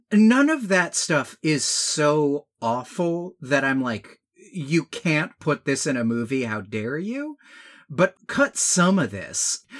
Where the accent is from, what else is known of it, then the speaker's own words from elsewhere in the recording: Georgia, United States; growing up in Georgia